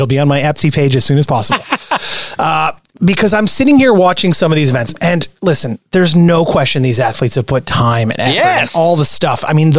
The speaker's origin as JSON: {"language": "English", "country": "Canada", "said": "I am vehemently Canadian."}